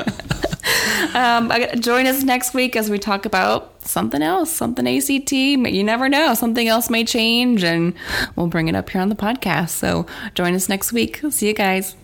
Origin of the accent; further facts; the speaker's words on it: South Dakota, United States; I grew up in South Dakota, so it was mainly Caucasian.